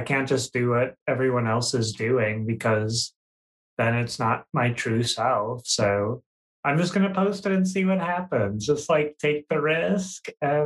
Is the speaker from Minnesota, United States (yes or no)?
yes; Minnesota, United States; I am from the great state of Minnesota